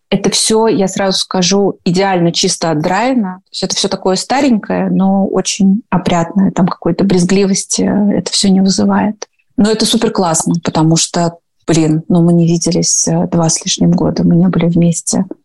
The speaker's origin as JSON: {"language": "Russian", "region": "Moscow", "country": "Russia", "said": "Андрей из Питера, я из Москвы."}